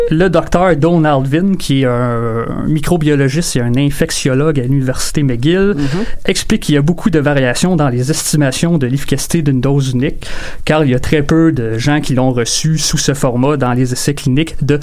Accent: France; accent: French; pardonnez euh, mon accent français, suis

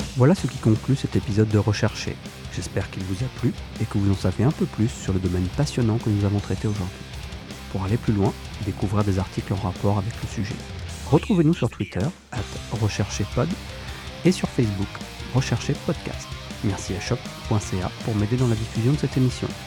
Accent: France; je suis français

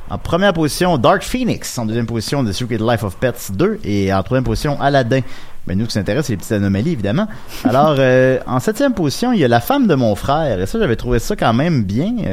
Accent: Quebec City, Quebec, Canada; Ben, je viens de Québec.

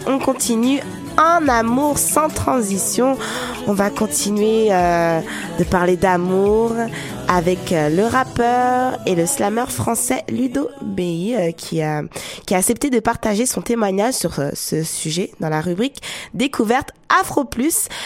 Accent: France; accent: French; moved away; la France, oui, mon pays natal, parce que en écoutant ma voix, on sait que je suis française, avec l'accent français

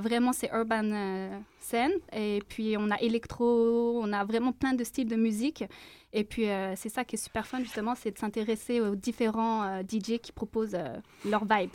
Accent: France; moved away as an adult; now in Montreal, Canada; je suis française, mais avec un. C'est ça, j'ai des origines algériennes

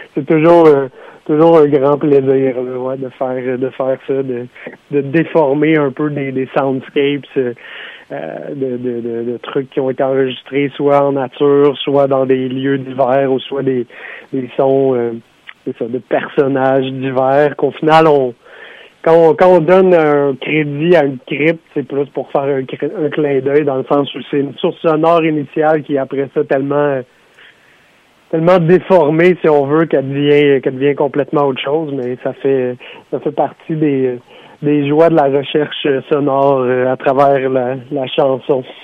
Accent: Sutton, Quebec, Canada; dans mon patelin à Sutton

